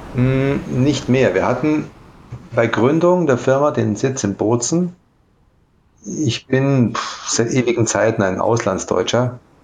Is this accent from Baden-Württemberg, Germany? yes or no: no; Saarlouis, Saarland, Germany; moved away as an adult; also born or lived in Saarbrücken / Italy; now in South Tyrol, Italy; Ich komme aus Saarbrücken ursprünglich, aus Saarlouis an der Grenze